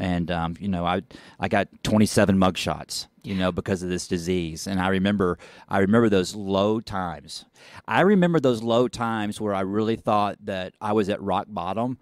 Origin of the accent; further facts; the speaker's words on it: Dallas, Texas, United States; I'm looking down over Dallas, and I've lived here my whole life